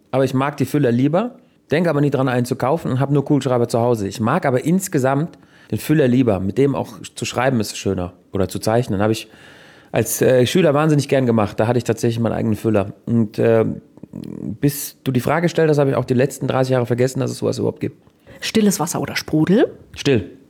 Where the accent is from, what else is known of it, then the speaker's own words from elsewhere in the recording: Switzerland; Guck mal, ich bin ein richtiger Schweizer. Buße heißt es in der Schweiz.